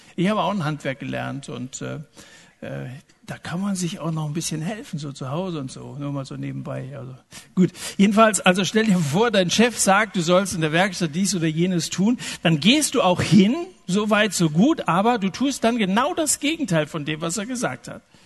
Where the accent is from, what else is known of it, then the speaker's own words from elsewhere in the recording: Germany; so sind wir Deutschen